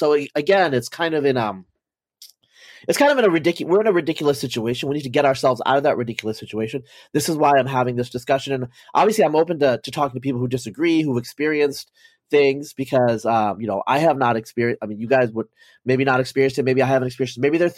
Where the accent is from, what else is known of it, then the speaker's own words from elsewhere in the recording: United States; I, for example, personally, like I'm American, so I don't really care, but I oppose affirmative action.